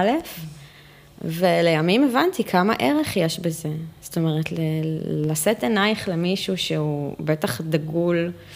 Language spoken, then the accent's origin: Hebrew; Israel; first language Hebrew; אנחנו ישראליות. בוא. שפת אם שלי היא עברית